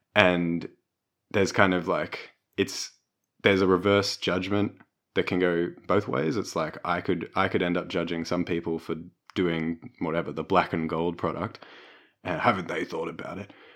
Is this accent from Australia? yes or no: yes; Melbourne, Victoria, Australia; growing up in Brunswick and Melbourne